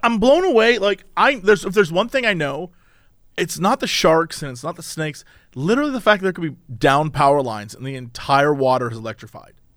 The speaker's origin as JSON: {"language": "English", "town": "Dayton", "region": "Ohio", "country": "United States", "tie": "born or raised there", "moved": "yes", "lives_now": "Los Angeles, United States", "said": "I grew up in Dayton, which is number two in safest cities"}